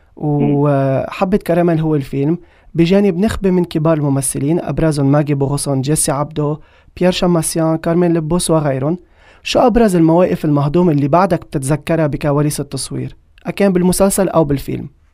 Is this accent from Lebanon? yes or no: yes; Lebanon; عندنا بلبنان